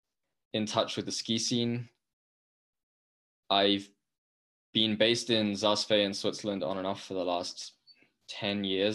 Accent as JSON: {"language": "English", "region": "London", "country": "United Kingdom", "tie": "born or raised there", "said": "I grew up skateboarding in London and only skiing on family holidays until I was 19."}